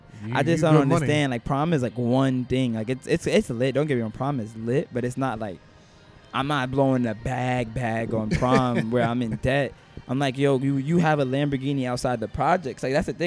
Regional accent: New York City, New York, United States; I was born in Manhattan

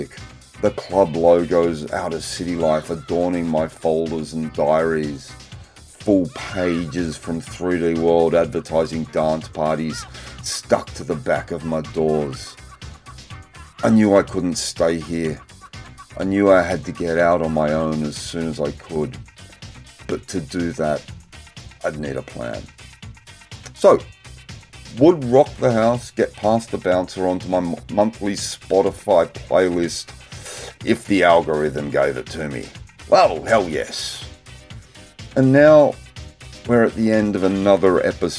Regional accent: Sydney, New South Wales, Australia; growing up in the North Shore with my parents

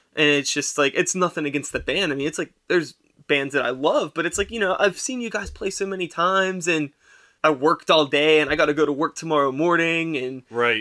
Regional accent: Wilkinsburg, Pennsylvania, United States; I grew up in Wilkinsburg, right, and when I was growing up in the early '90s

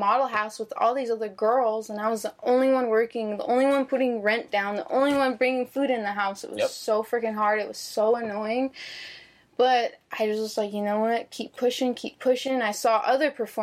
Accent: Phoenix, Arizona, United States; moved away as an adult; now in Las Vegas, United States; growing up in Phoenix

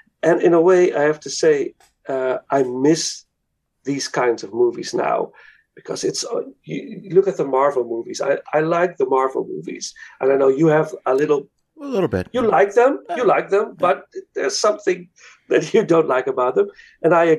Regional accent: Netherlands; English is a second language; I'm from Holland

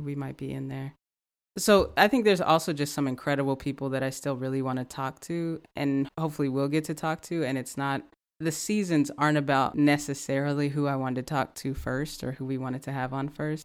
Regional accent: the South, United States; growing up in the South, um, growing up in a Black community

